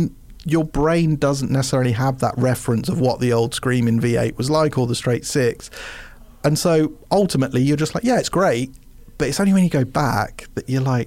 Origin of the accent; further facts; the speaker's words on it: England, United Kingdom; as an English person